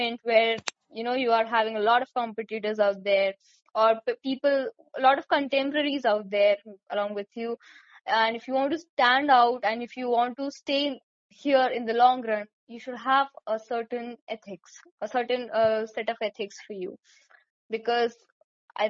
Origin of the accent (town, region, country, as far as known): India